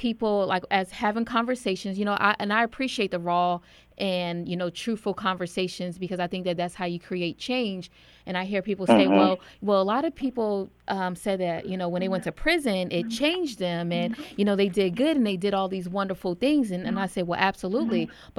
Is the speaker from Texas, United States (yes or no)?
no; New Jersey, United States; I'm from New Jersey and I grew up in the inner city, you know, poverty and high crime rates